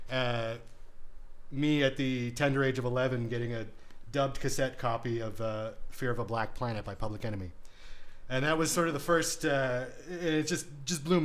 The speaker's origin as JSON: {"language": "English", "town": "Waterloo", "region": "Ontario", "country": "Canada", "tie": "born or raised there", "said": "I grew up in the suburbs of Waterloo"}